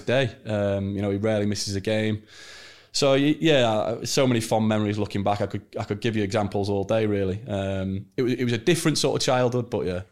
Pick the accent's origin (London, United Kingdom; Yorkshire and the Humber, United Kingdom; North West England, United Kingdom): North West England, United Kingdom; Chester; I signed for the club as an eleven-year-old, uh, growing up in Chester